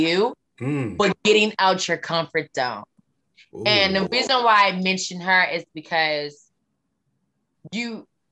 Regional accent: Baltimore, Maryland, United States; accent: Southern; I'm from Baltimore

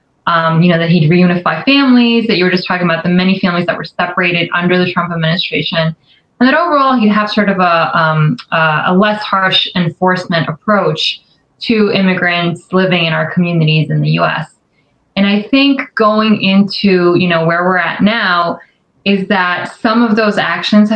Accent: New York City, New York, United States; I grew up in New York City. So very much the heart of, you know, a lot of the history that you were talking about, a lot of the immigrant history. So originally from New York

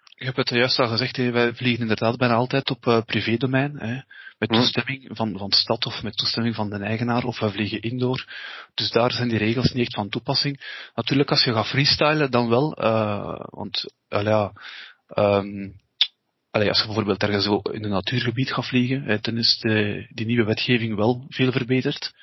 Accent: East Flanders, Belgium; wij zijn van Oost-Vlaanderen

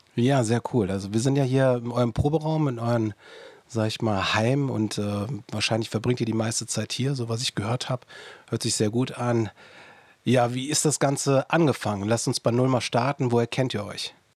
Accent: near Anrath, North Rhine-Westphalia, Germany; in meiner Heimat, in der Nähe von Anrat

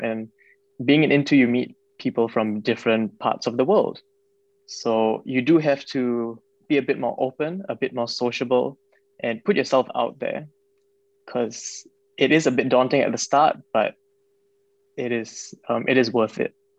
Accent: Singapore; moved away; I'm from Singapore

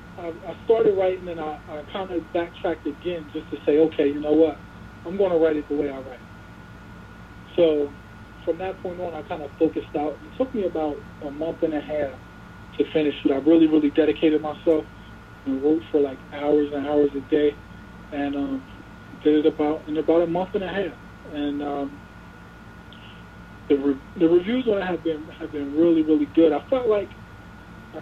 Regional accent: Salem, New Jersey, United States; when I was growing up, I grew up in Salem. I went to school there from kindergarten

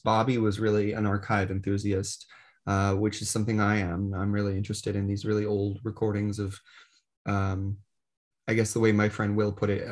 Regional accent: Connecticut, United States; this is my home state and I've pursued collecting here

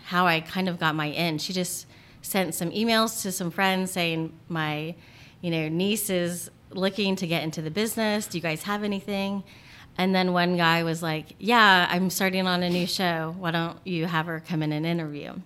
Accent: Portsmouth, Ohio, United States; moved away as an adult; also born or lived in North Carolina / Charleston, West Virginia; now in California, United States; I grew up in Portsmouth, Ohio

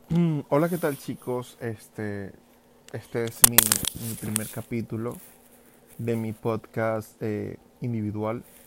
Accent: Venezuela; moved away as an adult; also born or lived in New York, United States; now in New Jersey, United States; yo soy un venezolano que emigró hace, mm, así, bueno, como cuatro años y medio, ya voy para cinco años a Estados Unidos

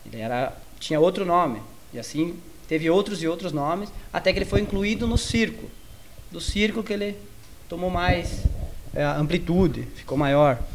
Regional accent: Maravilha, Santa Catarina, Brazil; eu sou de Maravilha

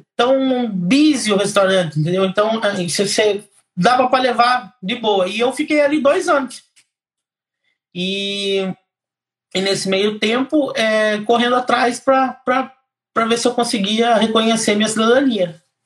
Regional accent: Piracicaba, São Paulo, Brazil; moved away as an adult; now in Ireland; Eu venho, eu venho lá de Piracicaba, interior de São Paulo.

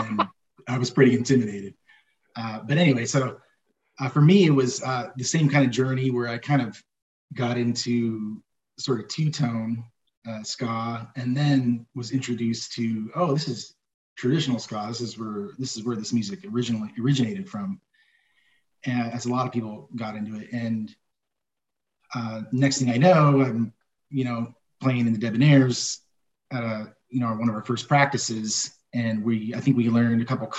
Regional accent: Riverside, California, United States; Born and raised in Riverside

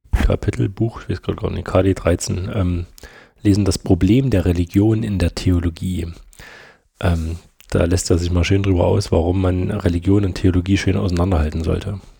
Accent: Stollberg, Saxony, Germany; und ich komme ja aus Stolberg, das ist ja auf der anderen Seite von der Autobahn.

